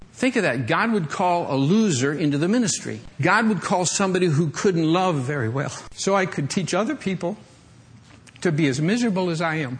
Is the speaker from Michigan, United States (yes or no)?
yes; Michigan, United States; moved away; I grew up in Michigan